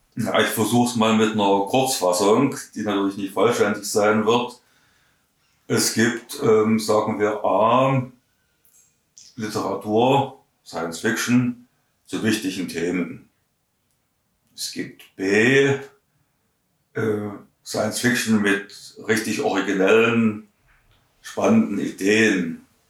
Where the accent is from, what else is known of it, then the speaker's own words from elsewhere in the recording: Saxony, Germany; accent: Saxon; Ich spreche nach wie vor Russisch mit einem äh, deutlichen Akzent. Mhm. Nicht mit einem deutschen Akzent, sondern mit einem sächsischen Akzent